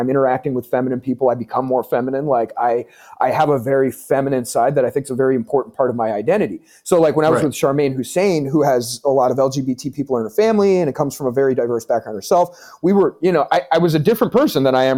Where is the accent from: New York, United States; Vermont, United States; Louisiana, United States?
Vermont, United States; now in Manchester, New Hampshire, United States; I'm from Vermont. I was born in Vermont.